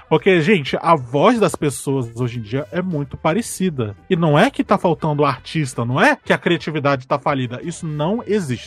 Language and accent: Portuguese; Brazil; eu sou brasileiro